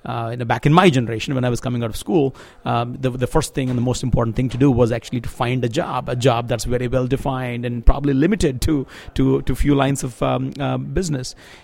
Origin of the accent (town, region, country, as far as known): Andhra Pradesh, India